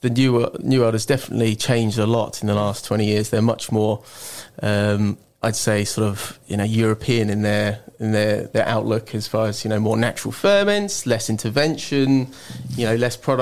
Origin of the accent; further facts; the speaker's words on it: Reading, South East England, United Kingdom; also born or lived in France; now in Marlow, United Kingdom; I'm from the Thames Valley, born in Reading